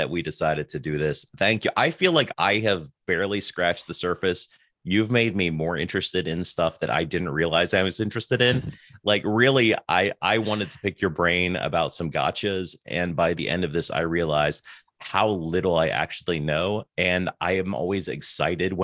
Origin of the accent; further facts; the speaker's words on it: Pennsylvania, United States; moved away; I'm originally from Pennsylvania